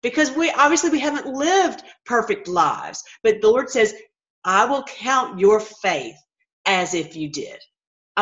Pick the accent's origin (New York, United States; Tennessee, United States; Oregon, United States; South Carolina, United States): Tennessee, United States; moved away; I'm from Tennessee originally